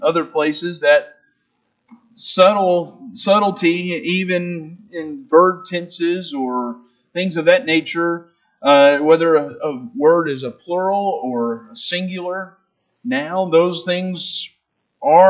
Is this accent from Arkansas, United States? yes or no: yes; Arkansas, United States; I'm from Arkansas, I'm from the South, and grew up in the South all my life